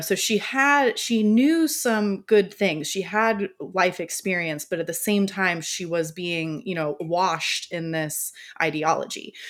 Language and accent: English; Florida, United States; I am from Florida